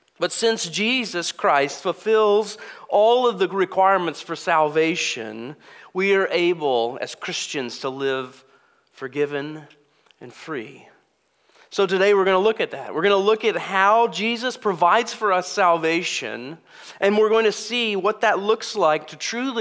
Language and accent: English; United States; As Americans